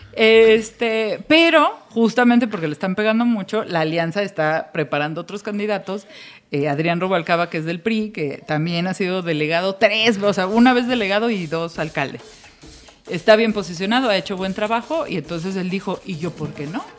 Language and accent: Spanish; Mexico City, Mexico; usted es del DF yo soy del DF. Y nos sentimos mexicanos del DF.